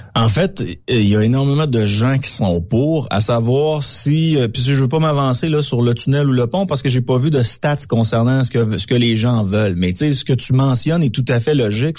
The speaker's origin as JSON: {"language": "French", "region": "Quebec", "country": "Canada", "said": "chez nous, au Québec"}